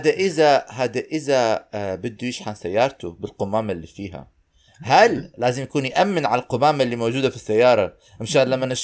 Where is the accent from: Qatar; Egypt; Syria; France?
Syria; اليوم كثير زنخت انا سوري